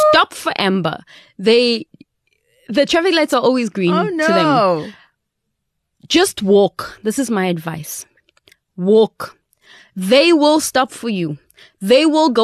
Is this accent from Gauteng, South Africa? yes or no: yes; Johannesburg, Gauteng, South Africa; I was from Joburg. I mean, crime capital here.